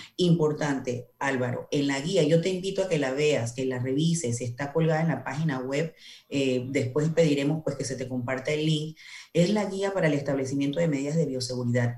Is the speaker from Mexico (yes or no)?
no; Panamá Oeste, Panama; yo soy del área de Panamá Oeste